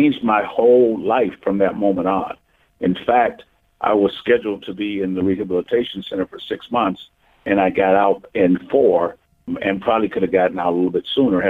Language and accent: English; Milwaukee, Wisconsin, United States; I was born and raised in Milwaukee, Wisconsin